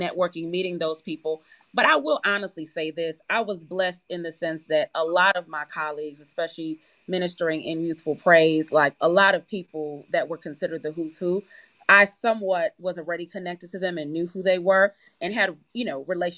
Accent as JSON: {"language": "English", "region": "New York", "country": "United States", "tie": "born or raised there", "also_born_or_lived": "Kingston, Jamaica", "moved": "yes", "lives_now": "Atlanta, United States", "said": "I was born in Jamaica, but I was raised in New York"}